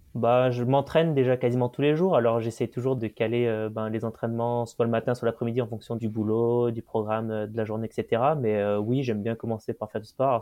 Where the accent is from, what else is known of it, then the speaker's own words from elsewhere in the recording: region around Saint-Étienne, Auvergne-Rhône-Alpes, France; je suis originaire d'une région autour de Saint-Étienne, donc un petit village chagnon où on a beaucoup de nature autour